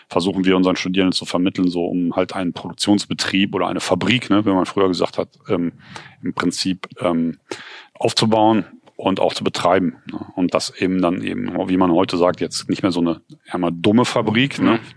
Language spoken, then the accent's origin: German; Cologne, North Rhine-Westphalia, Germany; Ähm, weil, naja, bei uns in Köln wird auch viel produziert, aber das Großteil sind halt Filme, ne?